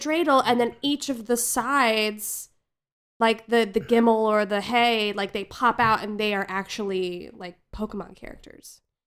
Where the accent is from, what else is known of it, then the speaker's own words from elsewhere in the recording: New Jersey, United States; growing up in New Jersey in the nineties